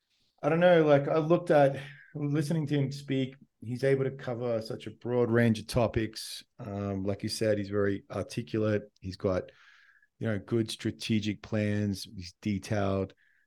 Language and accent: English; Australia; as an Australian, when I look at the politics in the United States, it just feels so divisive.